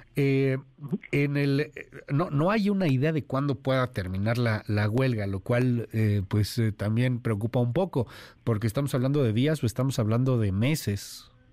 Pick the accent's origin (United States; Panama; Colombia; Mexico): Mexico; los mexicanos somos muy abiertos, somos pluriculturales, los mexicanos somos uno